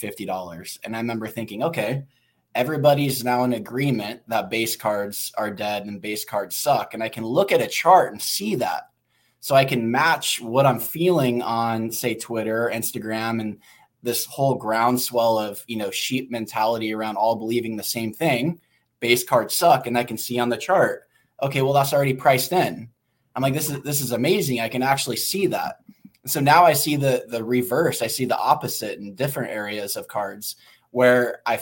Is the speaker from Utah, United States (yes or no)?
no; Oregon, United States; I grew up in Oregon